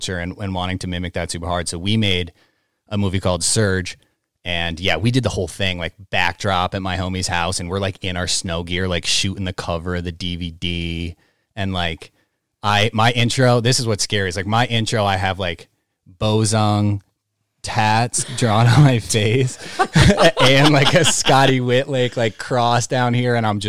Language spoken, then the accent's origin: English; Great Barrington, Massachusetts, United States; moved away as an adult; now in Portland, United States; I'm from Great Barrington.